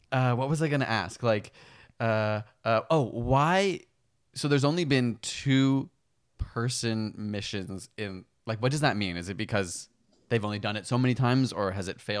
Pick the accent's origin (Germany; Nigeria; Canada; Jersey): Canada; we're Canadian.